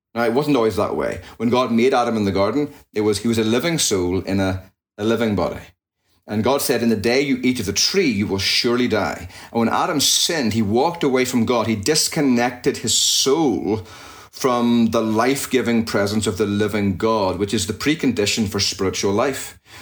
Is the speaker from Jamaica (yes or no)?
no; just outside Belfast, Northern Ireland, United Kingdom; moved away as an adult; also born or lived in Jackson, Mississippi, United States; now in United States; So I hail from Northern Ireland, and I was born and raised there, just outside Belfast, and came across to the States at the in 1999 to study at Reformed Theological Seminary back in uh, Mississippi, Jackson.